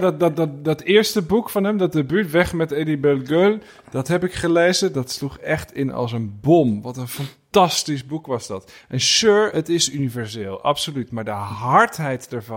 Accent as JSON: {"language": "Dutch", "area": "Burgundy", "region": "Bourgogne-Franche-Comté", "country": "France", "tie": "born or raised there", "moved": "yes", "said": "in het dorpje waar ik ben geboren"}